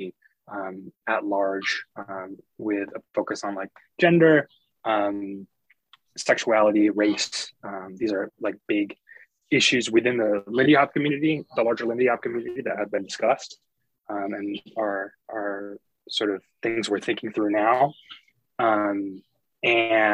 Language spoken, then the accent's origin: English; Geneseo, New York, United States; I'm from Western New York State, from a small town called Geneseo. I grew up in a family of educators